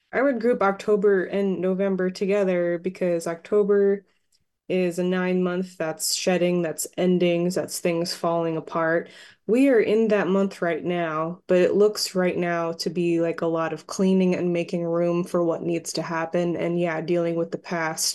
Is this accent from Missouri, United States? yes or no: no; Long Island, New York, United States; also born or lived in Fire Island; now in California, United States; where I'm from on Long Island